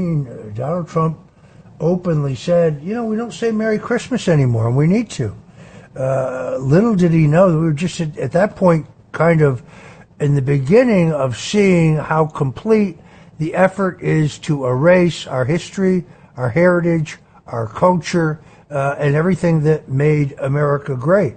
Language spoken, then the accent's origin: English; Norwalk, Connecticut, United States; I was born in the Norwalk Hospital. I grew up in Norwalk.